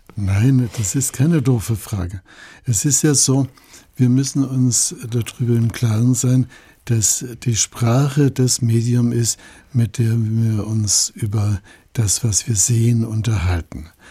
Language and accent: German; Allgäu, Germany; bei uns im Allgäu